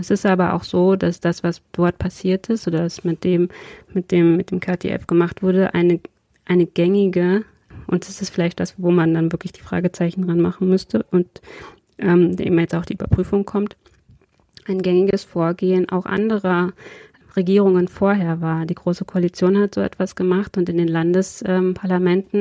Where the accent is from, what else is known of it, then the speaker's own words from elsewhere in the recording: Braunschweig, Lower Saxony, Germany; wir hier in Braunschweig in meiner Heimatstadt